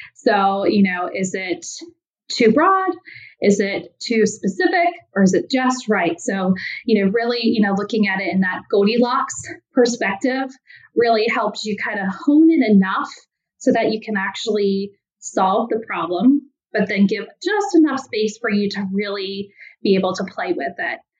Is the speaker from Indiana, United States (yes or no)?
yes; Indiana, United States; now in Cincinnati, United States; I am a Midwest girl, so I'm originally from Indiana, moved to Cincinnati, Ohio